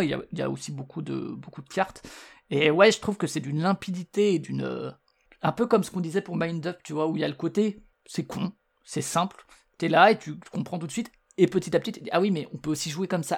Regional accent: Strasbourg, Grand Est, France; je suis de Strasbourg

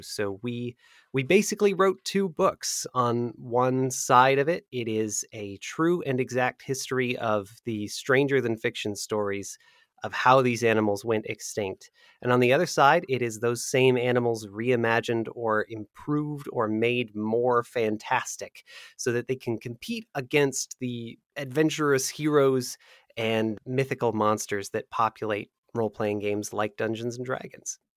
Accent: America's Midwest, United States; I grew up in America's Midwest

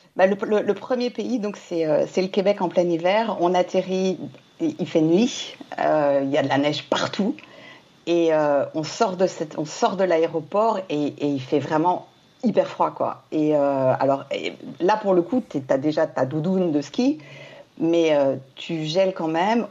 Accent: Martinique; moved away; j'ai grandi à la Martinique

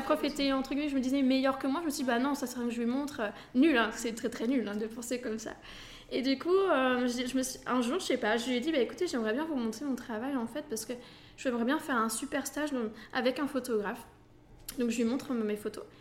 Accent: Normandy, France; moved away as an adult; also born or lived in Belgium; je viens de Normandie à la base.

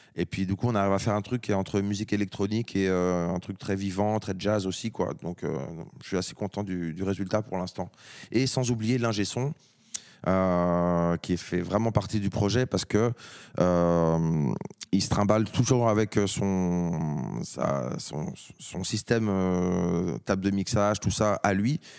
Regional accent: France; en tant que Français

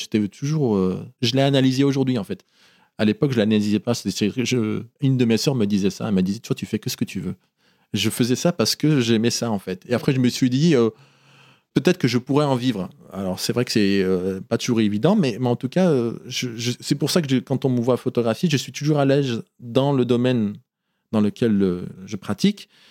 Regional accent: Oyonnax, Auvergne-Rhône-Alpes, France; born or raised there; moved away as an adult; also born or lived in Casablanca, Morocco; now in Paris, France

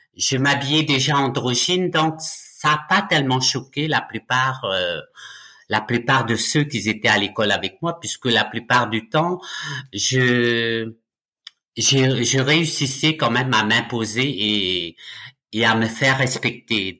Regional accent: Nouméa, South Province, New Caledonia; moved away as an adult; also born or lived in Ducos, New Caledonia; now in France; Je suis né en Nouvelle-Calédonie euh, le 30 juillet 1962 à Ducos. Par contre, j'ai grandi à la rivière Salée

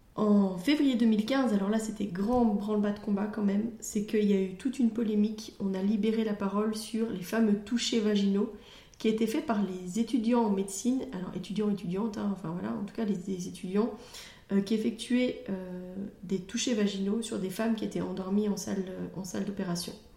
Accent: Belgium; chez nous en Belgique

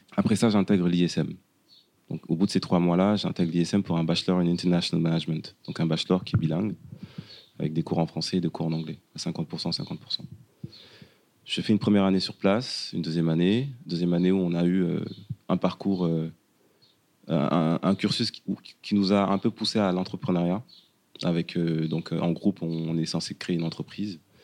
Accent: Dakar, Senegal; moved away as an adult; now in France; sénégalais. Je suis né et j'ai grandi au Sénégal, plus précisément à Dakar et à Wokam

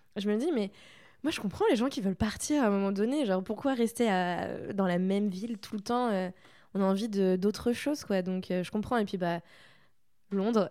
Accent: Saint-Malo, Brittany, France; moved away as an adult; also born or lived in Toulouse; je viens de Saint-Malo

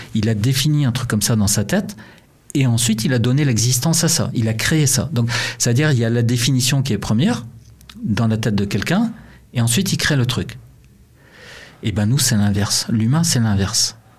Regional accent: Brittany, France; accent: Breton; also born or lived in Montreal, Canada; avec mon accent breton

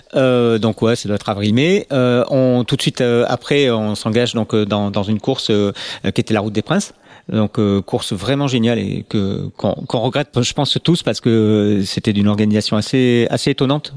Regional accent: Bordeaux, Nouvelle-Aquitaine, France; on est bordelais.

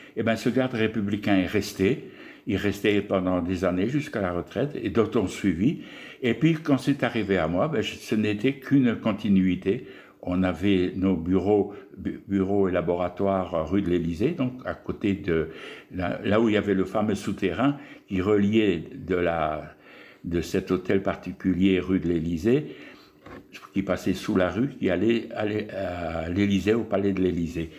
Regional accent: Pas-de-Calais, Hauts-de-France, France; moved away as an adult; also born or lived in Argelès-Gazost; je suis originaire donc, du Pas-de-Calais, hein, tout en haut, là, des Hauts-de-France, où mon père était

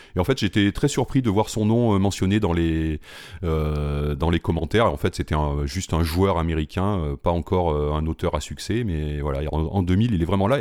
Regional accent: Limoges, Nouvelle-Aquitaine, France; je suis originaire de Limoges

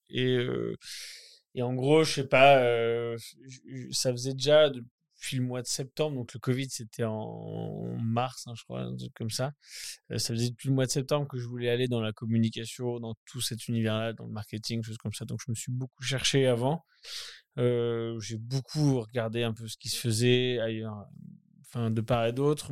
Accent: Caen, Normandy, France; moved away as an adult; je suis né à Caen, après je, suis parti très vite euh, à 18 ans

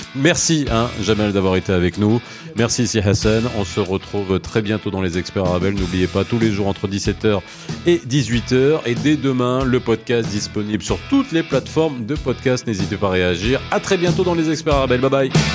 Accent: Morocco; on est marocain, quand on est ici

